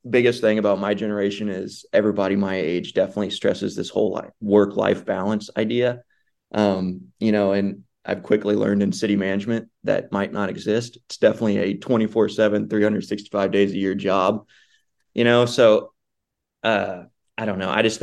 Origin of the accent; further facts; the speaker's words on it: Missouri, United States; moved away as an adult; now in Bryan, United States; my wife and I are new here. We're originally from Missouri. We just moved here in August